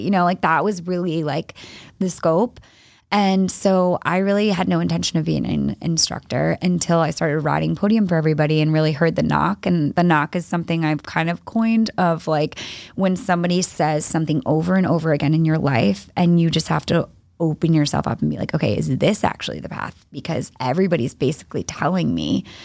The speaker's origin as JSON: {"language": "English", "town": "East Greenwich", "region": "Rhode Island", "country": "United States", "tie": "born or raised there", "also_born_or_lived": "Nashville / Los Angeles", "moved": "as an adult", "lives_now": "Boston, United States", "said": "I grew up in East Greenwich, Rhode Island, so not too far from here"}